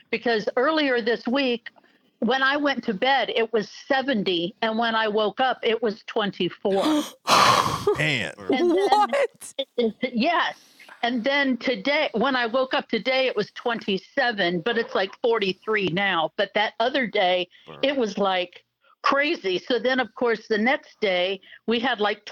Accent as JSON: {"language": "English", "region": "Florida", "country": "United States", "tie": "born or raised there", "moved": "as an adult", "lives_now": "Louisville, United States", "said": "I grew up in Florida."}